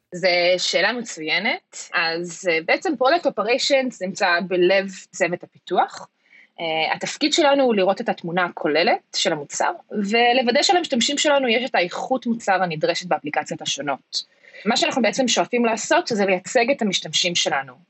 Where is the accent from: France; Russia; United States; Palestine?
United States; moved away as an adult; now in Israel; חזרתי לארץ מארצות הברית לפני כמה שנים, אחרי שגדלתי שם וחייתי שם כמעט 20 שנה, שם גם גדלתי ולמדתי רוב חיי.